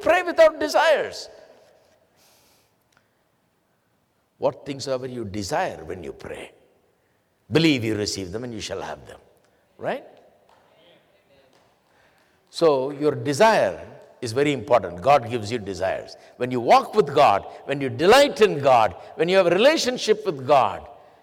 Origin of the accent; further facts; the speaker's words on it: India; English is a second language; moved away as an adult; I studied in English schools in India, so I understood English well.